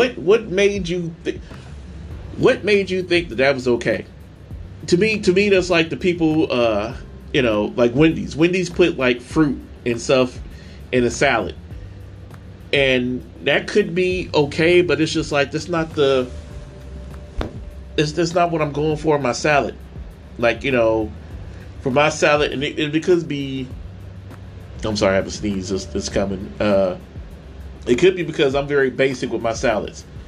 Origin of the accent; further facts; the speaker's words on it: St. Louis, Missouri, United States; moved away; also born or lived in Tennessee; I'm from St. Louis